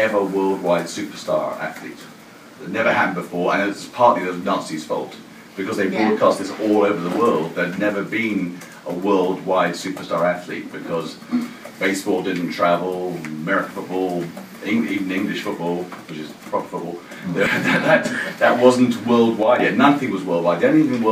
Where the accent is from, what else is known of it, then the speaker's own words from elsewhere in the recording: Jamaica; moved away; also born or lived in England; I'm actually Jamaican, as it happens, but I've spent most of my career here.